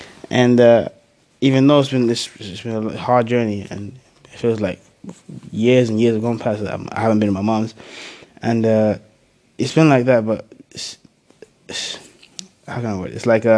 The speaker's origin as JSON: {"language": "English", "country": "Zambia", "tie": "born there", "said": "I was born originally in Africa, Zambia, so we lived there for a few years."}